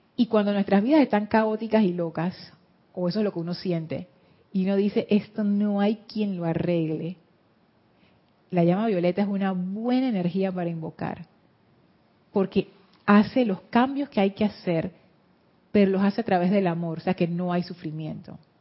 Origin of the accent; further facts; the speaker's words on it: Panama; eso nos marcó a nosotros como panameños